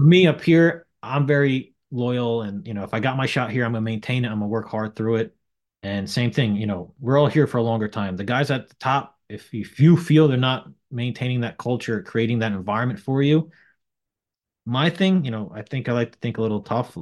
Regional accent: Sloatsburg, New York, United States; also born or lived in Suffern, New York; I grew up on top of a body shop in Sloatsburg

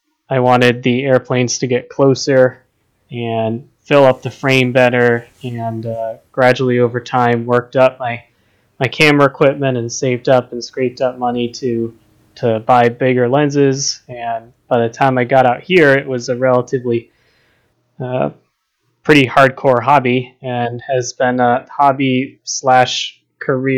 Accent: outside Boston, Massachusetts, United States; moved away as an adult; now in Seattle, United States; I grew up on the East Coast outside Boston, Massachusetts

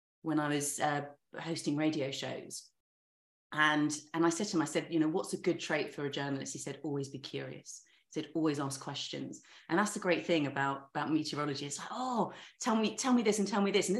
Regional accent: the South Coast, England, United Kingdom; I grew up on the South Coast.

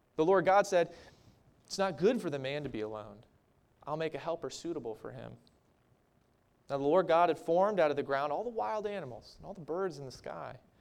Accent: Maryland, United States; moved away as an adult; also born or lived in Minnesota; my home state of Maryland. I missed my family. I missed my neighborhood. I missed the house that I grew up

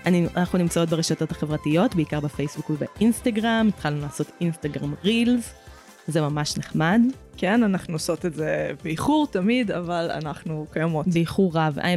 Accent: Hadera, Haifa District, Israel; also born or lived in Emek Hefer; לא, גדלתי בחדרה.

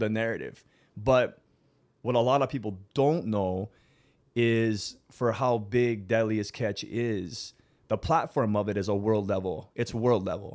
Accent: South Kona, Big Island of Hawaii, United States; I'm born and raised from the Big Island of Hawaii. I'm from South Kona

